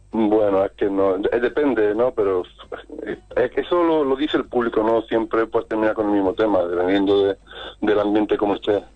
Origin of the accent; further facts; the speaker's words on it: Córdoba, Andalusia, Spain; moved away as an adult; now in Fuengirola, Spain; soy de Córdoba, pero llevo ya en la costa unos pocos